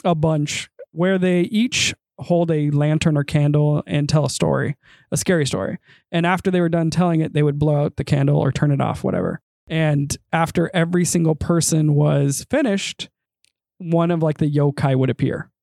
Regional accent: United States; accent: American; my blood may partially be Japanese, my tongue is very American

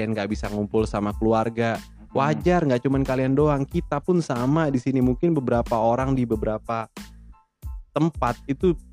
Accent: Bekasi, West Java, Indonesia; born there; Gue sih bukan Garut, gue emang lahir di sini di Bekasi.

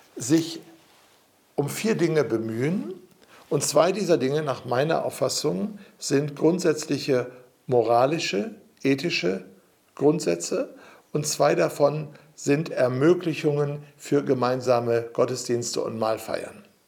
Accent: Germany; wir als Deutsche

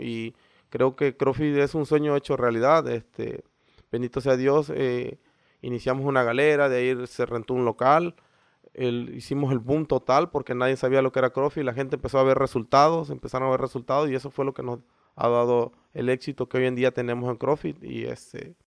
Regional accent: Isla, Veracruz, Mexico; Sí, soy de aquí de Isla. Este, soy de la colonia La Gravera

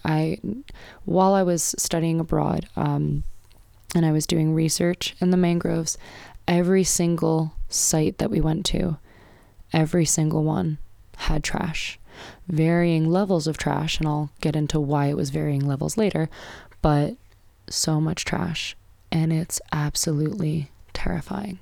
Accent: United States; I'm an American

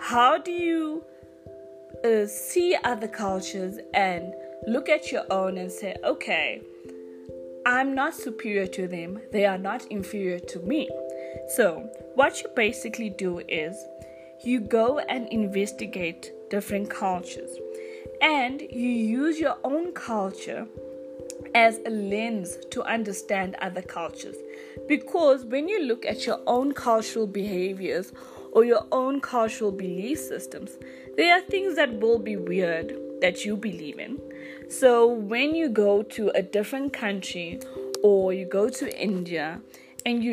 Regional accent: South Africa; I am from South Africa

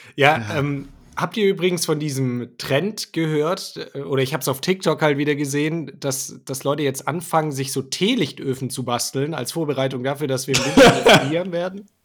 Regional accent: Swabia, Germany; bin ja auch Schwabe

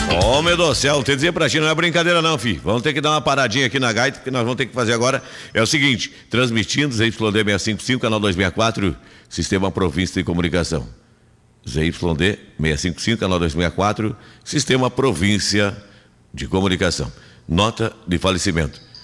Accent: Rio Grande do Sul, Brazil; eu sou do Rio Grande, gosto, sou gaúcho

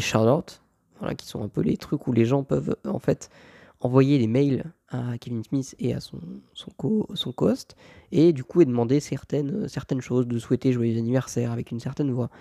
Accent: France; je viens de France

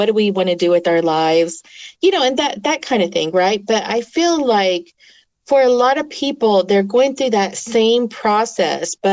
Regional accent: Oklahoma, United States; first language English; I grew up in Oklahoma

